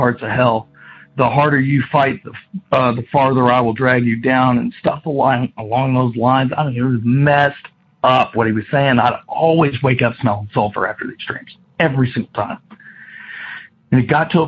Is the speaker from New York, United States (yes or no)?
no; Kentucky, United States; I'm from Kentucky